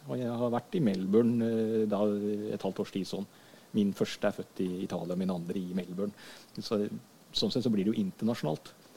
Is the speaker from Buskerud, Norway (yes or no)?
no; Skien, Telemark, Norway; also born or lived in Hønefoss; oppvekst og sånt har jeg fra Skien. Ja. Det er der jeg har min oppvekstbakgrunn.